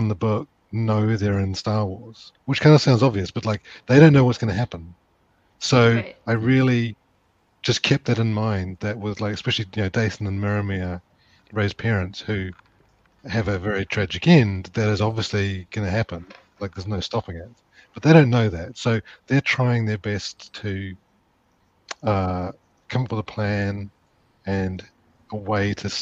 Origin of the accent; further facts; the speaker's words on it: New Zealand; I'm from New Zealand and my dad worked in advertising